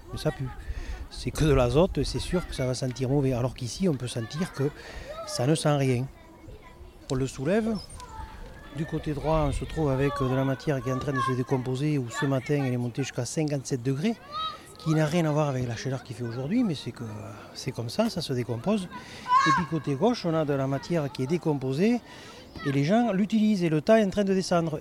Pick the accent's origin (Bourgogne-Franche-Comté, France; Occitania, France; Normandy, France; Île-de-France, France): Occitania, France; Aveyron; moved away; Je suis né dans l'Aveyron et j'ai grandi avec des vaches, des cochons